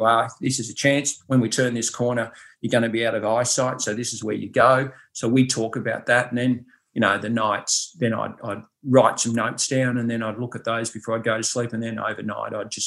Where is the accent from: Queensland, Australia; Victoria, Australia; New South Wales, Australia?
Victoria, Australia; Ballarat; I'm from Ballarat, which is pretty cold, obviously, in the winter